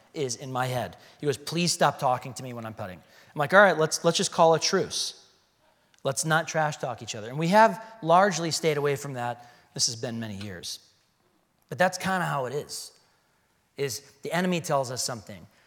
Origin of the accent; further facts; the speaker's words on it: Chicago, Illinois, United States; now in Arizona, United States; I'm from Chicago